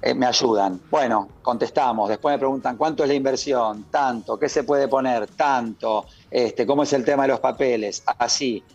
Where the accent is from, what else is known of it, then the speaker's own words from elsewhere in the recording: Argentina; moved away as an adult; now in Spain; soy argentino y todos los días que me voy a dormir en la almohadita extraño a mis viejas